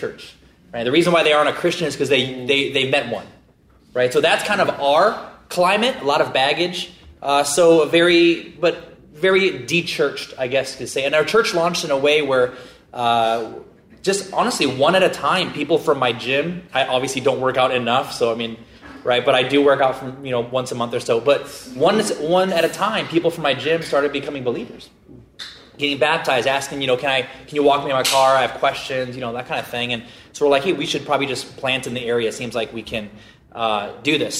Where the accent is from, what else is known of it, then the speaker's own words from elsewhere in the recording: Midwest, United States; now in Irvine, United States; we're originally from the Midwest